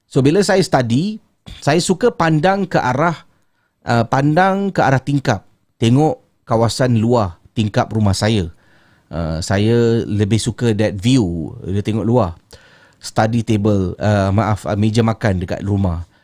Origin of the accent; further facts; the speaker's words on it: Singapore; Uh, saya orang Singapura menetap di Tampines.